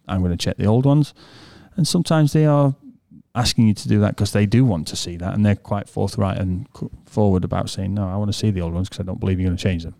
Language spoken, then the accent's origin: English; England, United Kingdom; first language English; we're born English and we speak English